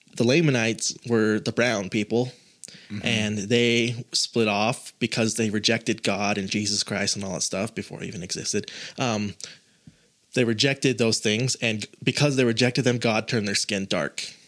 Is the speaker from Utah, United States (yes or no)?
yes; Utah, United States; I was born and raised in Utah